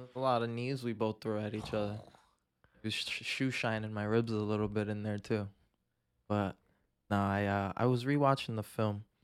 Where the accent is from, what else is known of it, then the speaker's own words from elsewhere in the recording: Pawtucket, Rhode Island, United States; I'm from Pawtucket